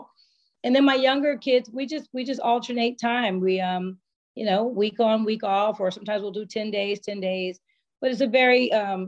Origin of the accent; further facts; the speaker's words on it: Bay Area, California, United States; moved away; I'm from the Bay Area.